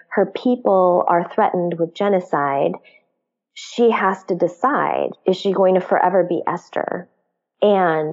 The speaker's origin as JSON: {"language": "English", "country": "United States", "tie": "born or raised there", "also_born_or_lived": "Korea", "said": "I immigrated as an infant, and because my parents are immigrants, and I grew up in an immigrant church, my roots are not very deep here in the U.S."}